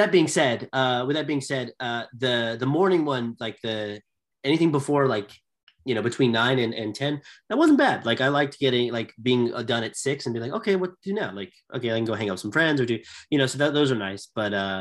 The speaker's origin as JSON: {"language": "English", "country": "United States", "said": "I'm from America"}